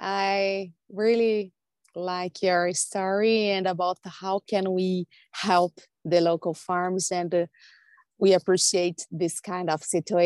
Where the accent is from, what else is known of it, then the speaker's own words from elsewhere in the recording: Brazil; from Brazil.